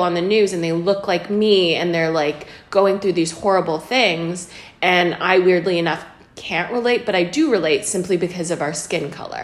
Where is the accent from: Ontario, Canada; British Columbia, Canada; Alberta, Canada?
British Columbia, Canada; Kamloops; We grew up in Canada